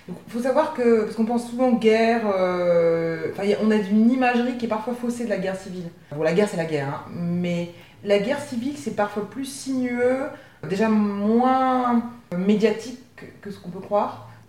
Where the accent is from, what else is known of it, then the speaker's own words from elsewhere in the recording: Besançon, Bourgogne-Franche-Comté, France; also born or lived in Avignon; Je suis née à Besançon, dans l'est de la France. Euh, je crois que Besançon, c'est une ville de 125 000 habitants.